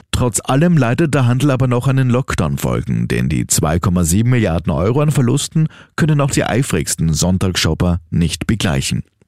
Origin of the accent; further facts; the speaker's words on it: Austria; bei uns in Österreich